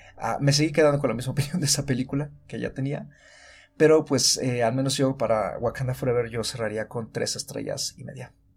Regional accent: Mexico; como mexicanos

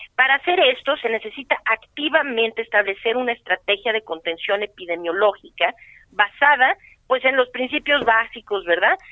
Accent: Mexico; yo soy mexicana

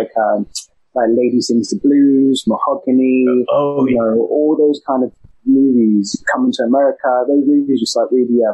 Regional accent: London, United Kingdom; accent: East London; I'm an East London boy. So I grew up in the East End

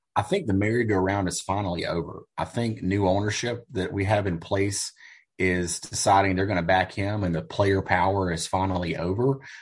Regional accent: United States; as an American

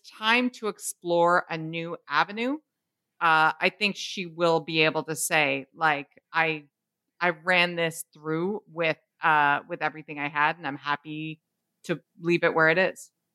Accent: Canada; We're Canadian

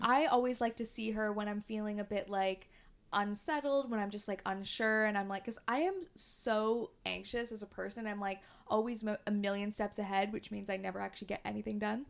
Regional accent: Canada; moved away as an adult; now in London, United Kingdom; we're both from Canada and we've both moved over here.

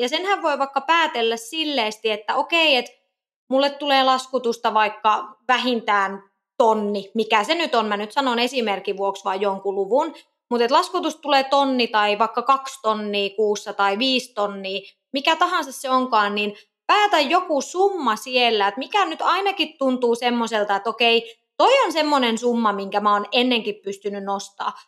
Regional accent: Kokkola, Central Ostrobothnia, Finland; also born or lived in Helsinki; now in Nokia, Finland; Mä oon muuten Kokkolasta kotoisin

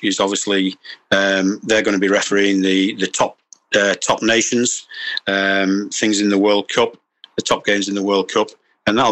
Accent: England, United Kingdom; Yes, I'm English. I live in England.

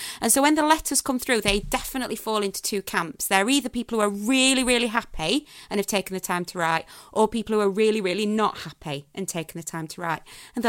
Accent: Sheffield, Yorkshire and the Humber, United Kingdom; I'm from Sheffield.

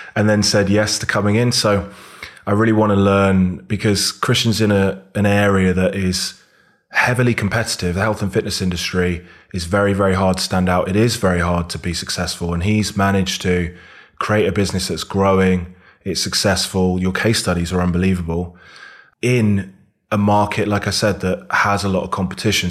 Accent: Devon, South West England, United Kingdom; moved away as an adult; also born or lived in Bath; now in Birmingham, United Kingdom; I was born in Birmingham, then went down and grew up in Devon

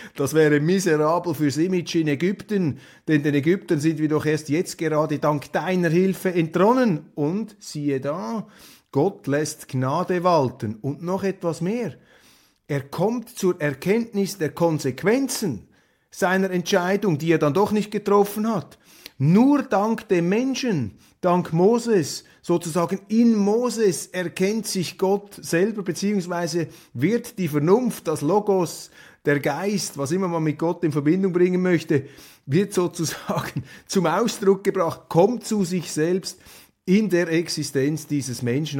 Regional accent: Switzerland; als Schweizer

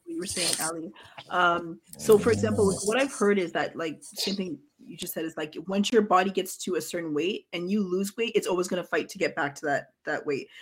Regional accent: Ghana; my family's from Ghana. Like I'm from Ghana

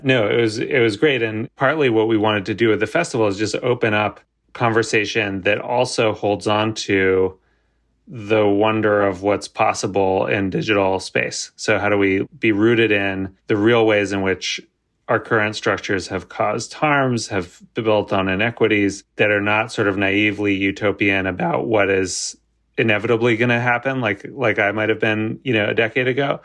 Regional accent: United States; I'm American

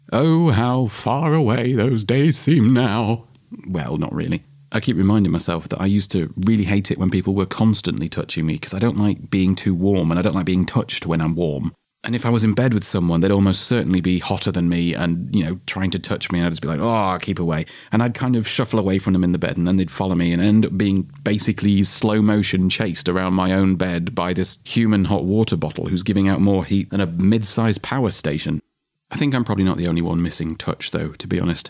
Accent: England, United Kingdom; me being English

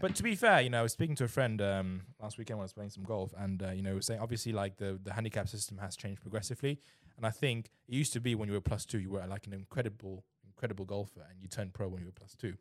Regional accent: Germany; also born or lived in China; now in England; I grew up in Germany

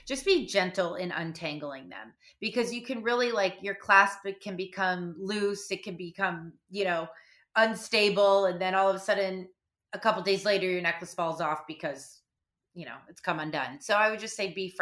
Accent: Malibu, California, United States; I grew up in Malibu. I grew up on the beach.

